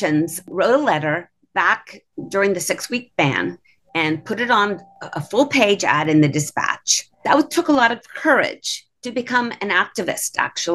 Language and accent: English; Columbus, Ohio, United States; I grew up in Columbus area, Central Ohio